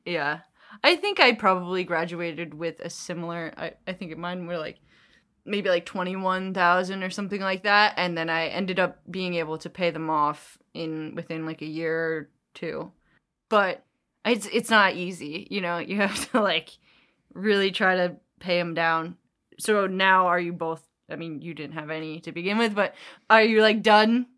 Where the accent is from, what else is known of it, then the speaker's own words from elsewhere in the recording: New York, United States; also born or lived in New Jersey; we're from New York. and New Jersey